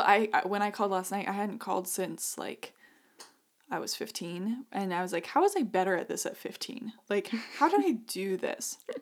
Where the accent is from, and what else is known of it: Idaho, United States; born or raised there; moved away; also born or lived in Connecticut